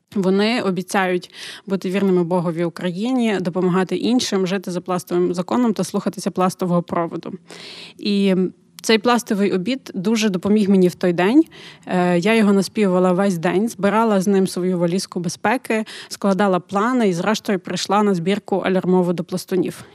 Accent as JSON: {"language": "Ukrainian", "country": "Ukraine", "said": "Ми з України."}